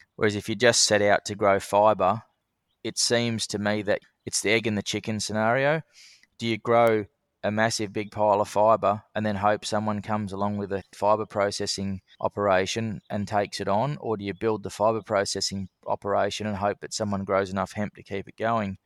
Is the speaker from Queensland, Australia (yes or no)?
no; Sydney, New South Wales, Australia; moved away as an adult; also born or lived in Bathurst, New South Wales / Kununurra, Western Australia; now in Darwin, Australia; So I was born in Sydney, and I lived there with my family till I was about fifteen.